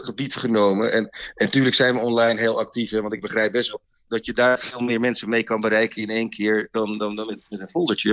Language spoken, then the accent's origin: Dutch; Het Gooi, North Holland, Netherlands; we komen oorspronkelijk uit Gooi vandaan